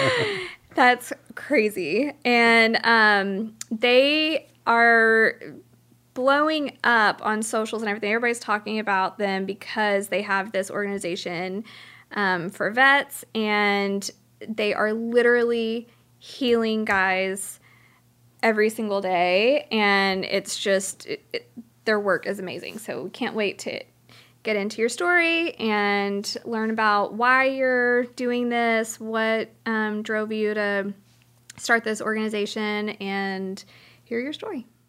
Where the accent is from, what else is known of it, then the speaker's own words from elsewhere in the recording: Cajun, Louisiana, United States; I'm Cajun, so we do egg pocken